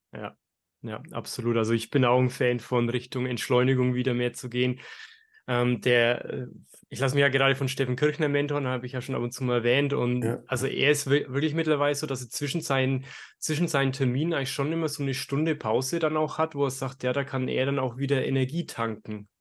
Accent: Germany; als, als Deutsche

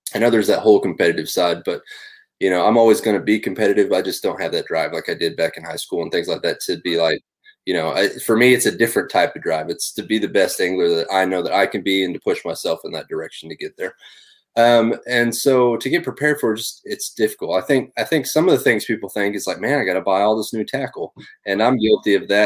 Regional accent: Northwest Oklahoma, United States; I grew up in Northwest Oklahoma

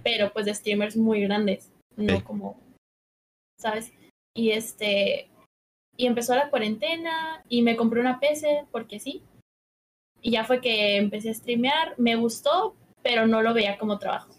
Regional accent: Cancún, Quintana Roo, Mexico; also born or lived in Mexico City; nací en la Ciudad de México, pero casi toda mi vida la he vivido en Cancún

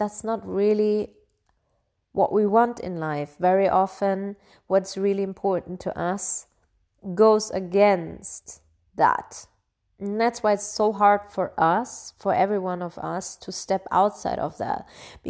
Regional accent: Bavaria, Germany; I grew up in Bavaria, in Germany, and as one of the only like foreigners in this region.

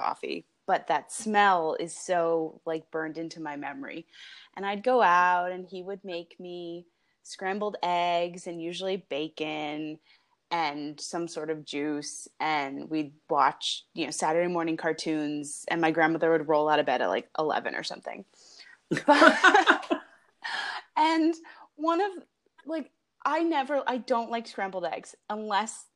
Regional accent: New Jersey, United States; now in Los Angeles, United States; I am from New Jersey.

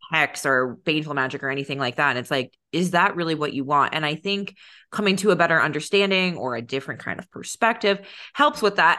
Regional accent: San Diego, California, United States; moved away as an adult; I grew up in San Diego, so until college I lived in San Diego

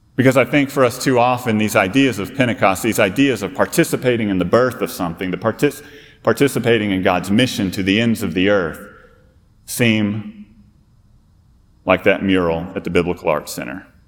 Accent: Fort Worth, Texas, United States; now in South Carolina, United States; I'm actually a Fort Worth native

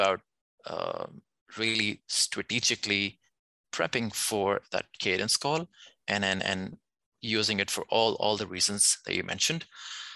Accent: Pakistan; we are actually from Pakistan

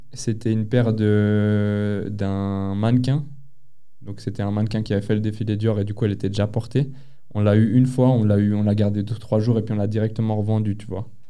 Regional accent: Geneva, Switzerland; on est de Genève

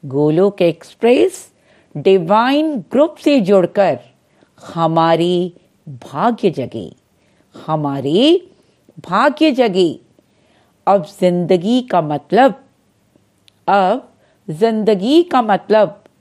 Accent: Delhi, India; दिल्ली से हूँ

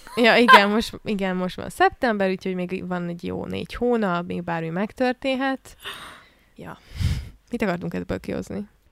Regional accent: Hungary; egész életemben ebben a rendszerben nőttem föl, ami Magyarországon

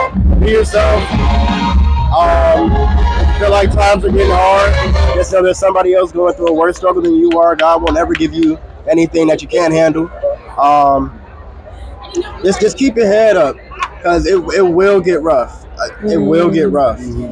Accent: Atlanta, Georgia, United States; from Atlanta, Georgia.

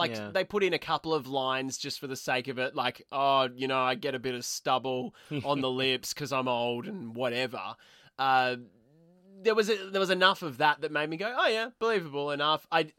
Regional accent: Australia; And I'm so glad I'm an Australian.

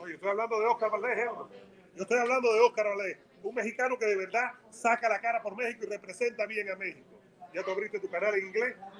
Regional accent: Cuba; now in United States; Yo soy cubano

